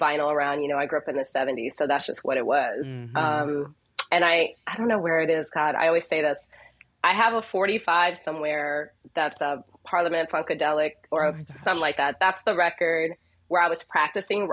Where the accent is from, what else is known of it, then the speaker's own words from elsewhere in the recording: Chicago, Illinois, United States; I grew up in Chicago